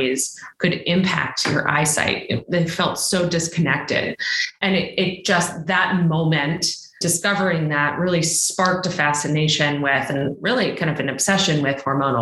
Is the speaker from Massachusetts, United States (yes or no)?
yes; Boston, Massachusetts, United States; also born or lived in China; I am originally from Boston